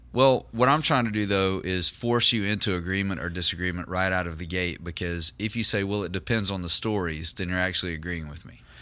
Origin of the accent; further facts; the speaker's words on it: Southern United States, United States; in our context in the South, you know, in, in the Southern United States